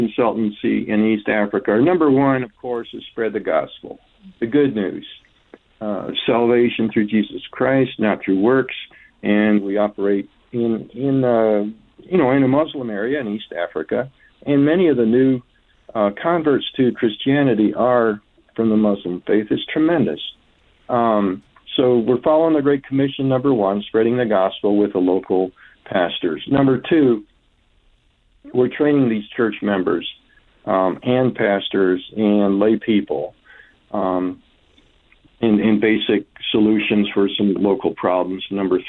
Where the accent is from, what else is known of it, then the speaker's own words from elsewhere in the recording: Bolivia; also born or lived in Colombia; I grew up in South America, Bolivia and Colombia. As a missionary kid, my parents were missionaries down there for 20 years.